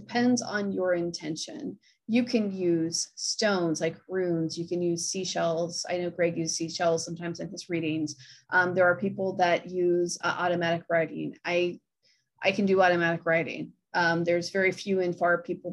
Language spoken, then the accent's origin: English; Akron, Ohio, United States; I'm from Akron